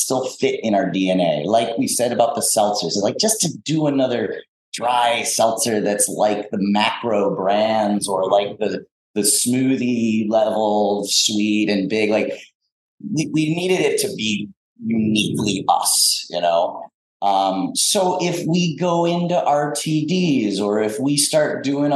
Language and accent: English; South Florida, United States; moved away; I grew up in South Florida, so I'm a citrus kind of tropical fruit guy